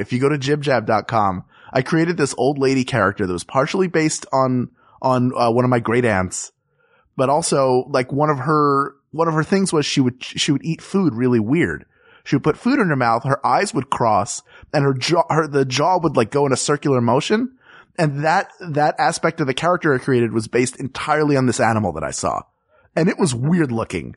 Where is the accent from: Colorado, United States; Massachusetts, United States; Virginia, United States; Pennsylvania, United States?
Pennsylvania, United States; Philadelphia; growing up in Philadelphia